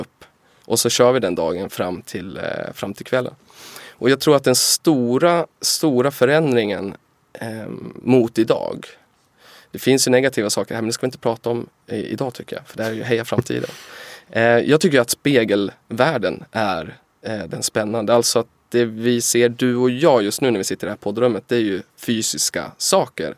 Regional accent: Timrå, Västernorrland County, Sweden; Timrå var när jag växte upp Sveriges tredje fattigaste kommun

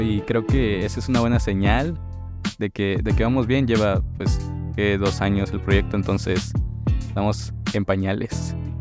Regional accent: Tuxtla Gutiérrez, Chiapas, Mexico; yo soy aquí de Tuxtla Gutiérrez

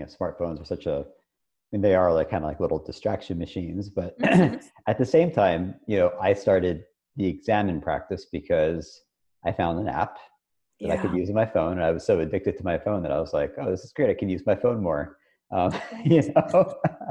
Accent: Philadelphia, Pennsylvania, United States; now in Kentucky, United States; we're in Kentucky now. I'm from Philadelphia

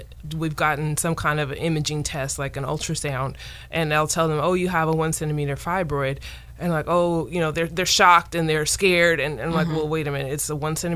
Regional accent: Modesto, California, United States; also born or lived in Sacramento, California; I've born and raised in California, from Modesto, grew up in Modesto and left for school and came back, and this is my area.

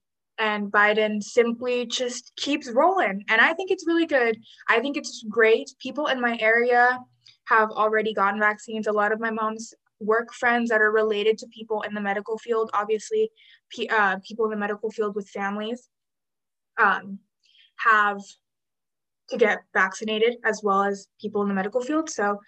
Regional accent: Texas, United States; I'm from Texas.

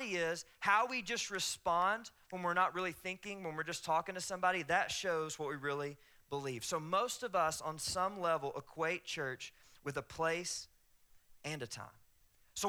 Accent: the South, United States; accent: Southern; my Southern accent

